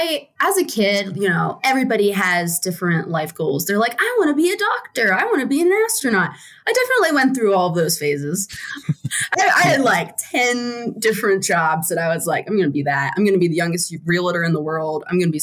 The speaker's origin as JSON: {"language": "English", "region": "East Coast", "country": "United States", "also_born_or_lived": "West Virginia", "said": "Oh, no. Yeah, I am from the East Coast. It's kind of funny. I did a mini circle around the East Coast in terms of where I lived. So I was born in West Virginia."}